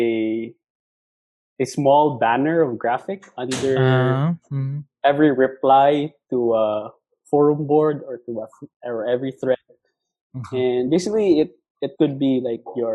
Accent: Cebu City, Central Visayas, Philippines; I grew up here actually in Cebu. I was born and raised here

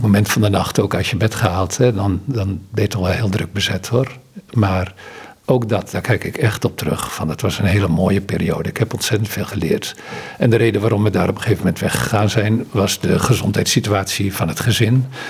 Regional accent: Netherlands; moved away as an adult; also born or lived in Ghana; als Nederlander

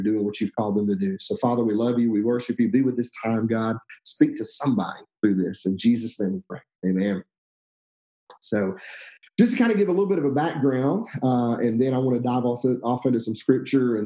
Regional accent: Alabama, United States; moved away as an adult; also born or lived in Texas; now in Stone Mountain, United States; We moved from Alabama, which is where I'm from originally, to Texas

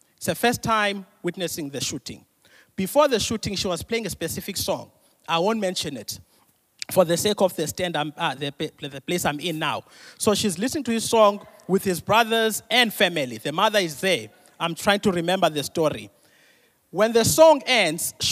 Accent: Mthatha, Eastern Cape, South Africa; I'm from Mtata.

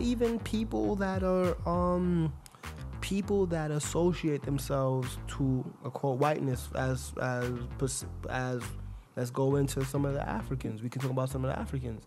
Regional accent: New York City, New York, United States; I'm a New Yorker. I've been living here for what the last what twenty something years of my life

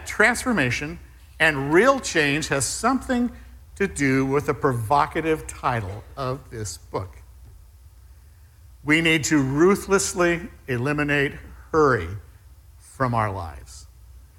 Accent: Southern California, United States; moved away; I was raised in Southern California, the land of speed

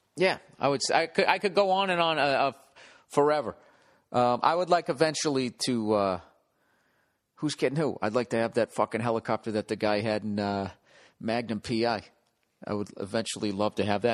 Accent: Boston, Massachusetts, United States; moved away; Boston, my hometown

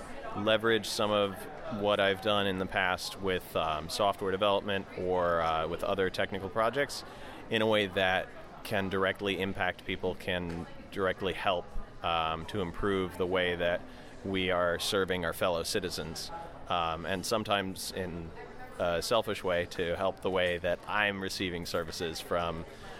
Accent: Delaware, United States; I'm the brigade captain for Open Data Delaware, and I'm from Delaware.

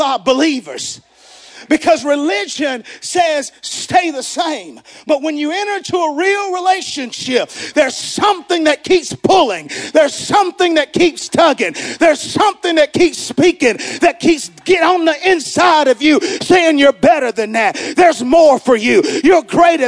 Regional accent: the South, United States; Growing up in the South, we coined this term that says Bible Belt

